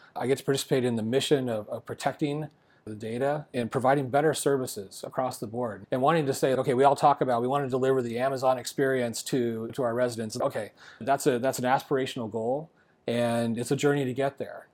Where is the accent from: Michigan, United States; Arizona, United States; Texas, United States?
Arizona, United States; I love living in Arizona. This is my home state